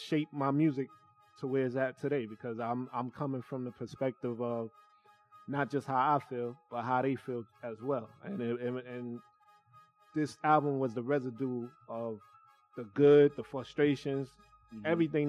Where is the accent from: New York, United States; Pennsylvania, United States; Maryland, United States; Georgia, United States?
New York, United States; New York City; I'm from Brooklyn, Bed-Stuy.